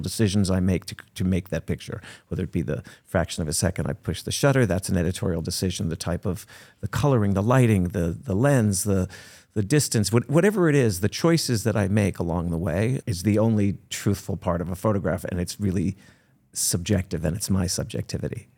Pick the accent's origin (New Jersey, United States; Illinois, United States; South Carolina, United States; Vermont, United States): New Jersey, United States; I was born in New Jersey